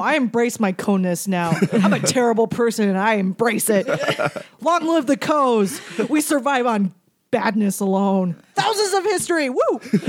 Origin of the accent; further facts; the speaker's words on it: Minnesota, United States; now in Los Angeles, United States; Midwest Korean Americans, we are alone. And especially because I'm from Minnesota and I'm not adopted.